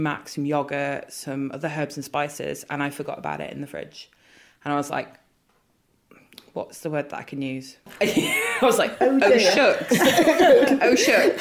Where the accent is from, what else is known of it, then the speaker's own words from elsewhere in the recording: Ormskirk, North West England, United Kingdom; born and raised in Ormskirk